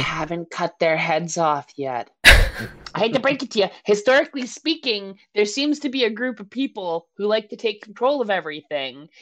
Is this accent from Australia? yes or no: no; Canada; I'm a Canadian